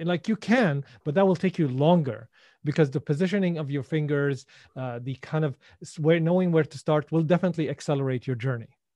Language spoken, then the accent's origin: English; Syria; born or raised there; English is a second language; moved away